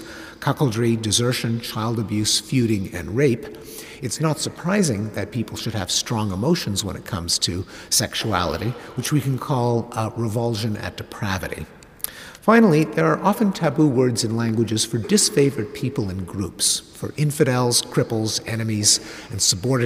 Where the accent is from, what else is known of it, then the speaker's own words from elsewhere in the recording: Quebec, Canada; I grew up in Quebec, which at the time was a traditional Catholic society